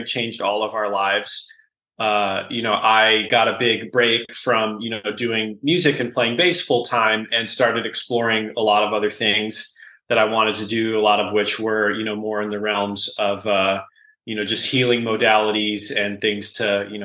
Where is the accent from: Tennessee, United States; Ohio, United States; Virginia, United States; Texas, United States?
Ohio, United States; Cleveland; also born or lived in Akron, Ohio; I'm originally from Cleveland, grew up in Cleveland, moved to Akron in 2006 to go to music school